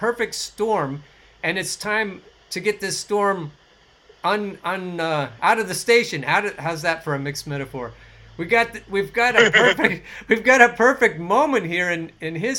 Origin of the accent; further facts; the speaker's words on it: Oregon, United States; I grew up in the woods in Oregon. I grew up in the Pacific Northwest